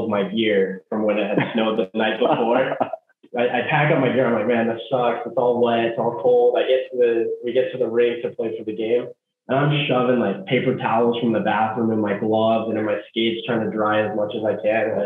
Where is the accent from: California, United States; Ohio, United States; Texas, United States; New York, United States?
Ohio, United States; Cincinnati; moved away as an adult; I grew up in Cincinnati, Ohio